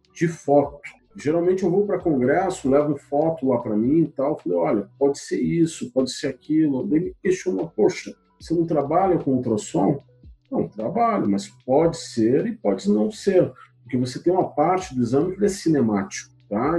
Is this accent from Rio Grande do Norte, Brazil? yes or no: no; Paraná, Brazil; moved away as an adult; also born or lived in Curitiba; now in Belo Horizonte, Brazil; eu estou aqui em Minas, mas eu não sou mineiro, eu sou paranaense